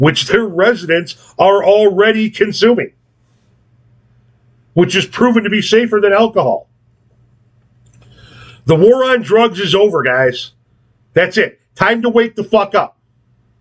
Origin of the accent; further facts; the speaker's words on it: Illinois, United States; my hometown here